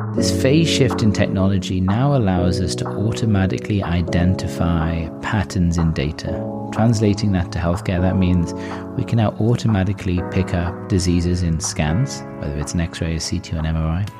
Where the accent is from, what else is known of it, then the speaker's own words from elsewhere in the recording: Newcastle upon Tyne, North East England, United Kingdom; moved away as an adult; now in California, United States; from Newcastle